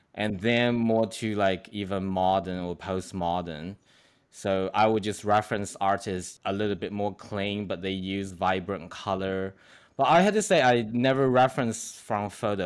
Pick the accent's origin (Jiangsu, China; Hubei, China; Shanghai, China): Shanghai, China; moved away; also born or lived in Australia; I'm from Shanghai